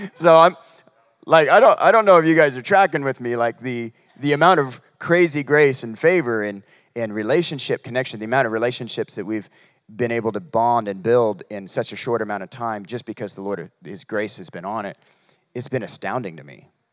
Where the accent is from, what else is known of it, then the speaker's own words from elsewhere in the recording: Humboldt County, California, United States; moved away; we're from, uh, Humboldt County. It's near Reading, about three hours away